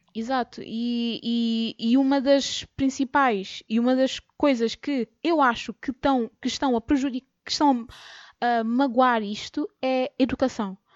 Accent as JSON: {"language": "Portuguese", "country": "Cape Verde", "said": "nós, os cabo-verdianos"}